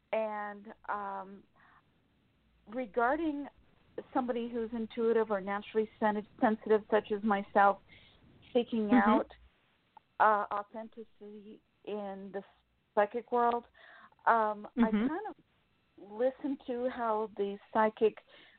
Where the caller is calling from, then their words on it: Sacramento, California, United States; Sacramento, California.